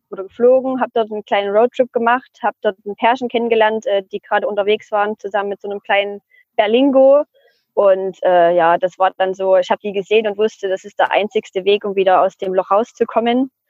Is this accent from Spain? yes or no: yes; Spain; Dann habe ich ihm auch gesagt, ich komme aus Spanien